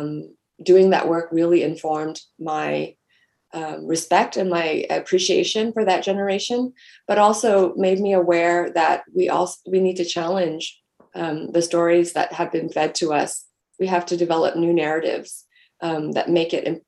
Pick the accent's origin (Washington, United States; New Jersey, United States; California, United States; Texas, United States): California, United States; Southern; I was very lucky to have grown up in Southern California